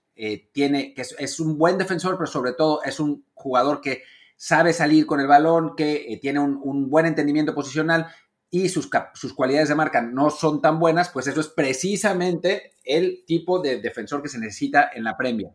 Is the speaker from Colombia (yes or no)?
no; Mexico; como mexicano